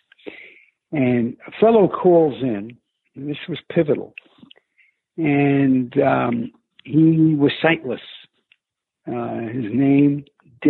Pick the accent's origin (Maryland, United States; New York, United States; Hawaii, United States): New York, United States; New York City; accent: New York; also born or lived in Miami, Florida; I was born and raised in Brooklyn